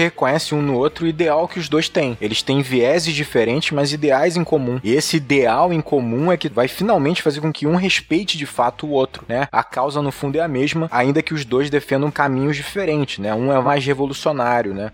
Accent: Brazil; como brasileiros

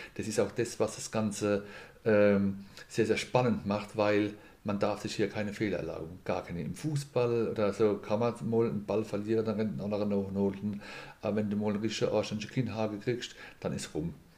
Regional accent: Mannheim, Baden-Württemberg, Germany; moved away as an adult; also born or lived in Palatinate; now in Landau, Germany; bin ein gebürtiger Mannemer und da durfte mit 20 dann in die schöne Pfalz kommen

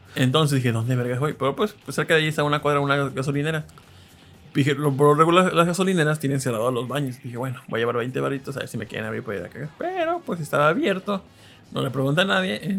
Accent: northern Veracruz, Mexico; soy un veracruzano de zona norte

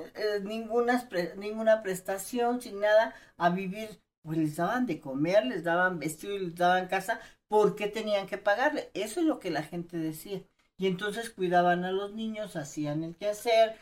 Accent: Chiapas, Mexico; Yo vengo de Chiapas

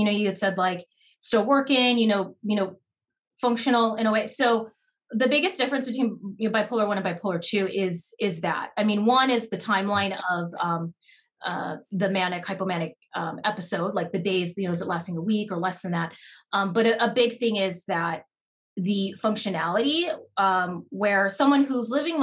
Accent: United States; I'm Japanese American

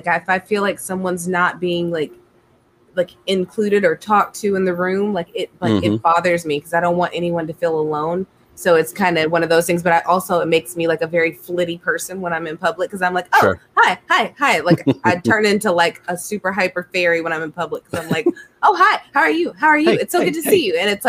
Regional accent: Columbus, Georgia, United States; And I grew up in Columbus and worked near the Army base. And like, man, it is wild growing up near an Army base.

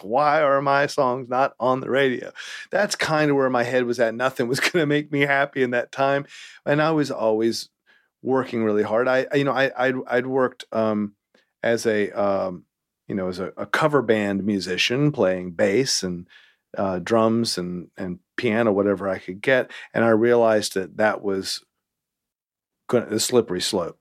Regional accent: Winston-Salem, North Carolina, United States; also born or lived in Greensboro, North Carolina; I'm from North Carolina

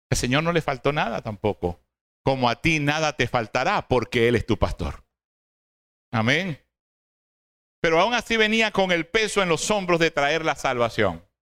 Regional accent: Cabudare, Lara, Venezuela; oh, no soy de Barquisimeto, hermano, somos orgullosamente de Caudares.

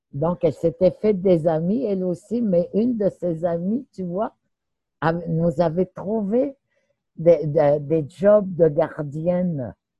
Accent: Pessamit, Quebec, Canada; moved away; also born or lived in Natashquan; Oui, je suis née à Pessamit. Je suis originaire de Pessamit

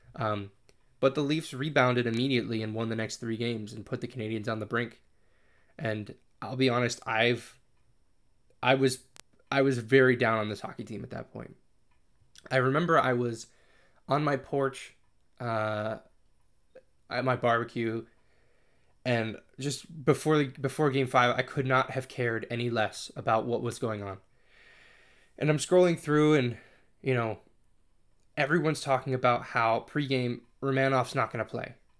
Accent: Connecticut, United States; I'm from Connecticut

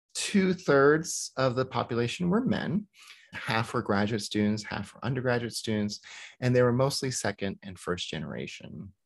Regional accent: the rural South, United States; I grew up in the rural South.

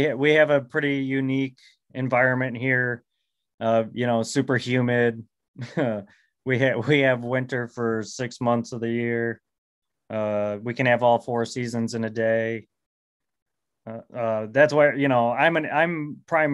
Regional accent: Michigan, United States; I'm from Michigan

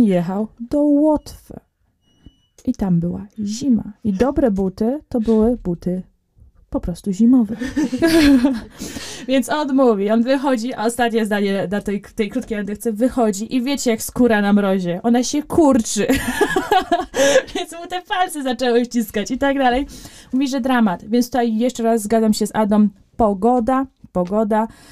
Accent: Poland; jestem z Polski

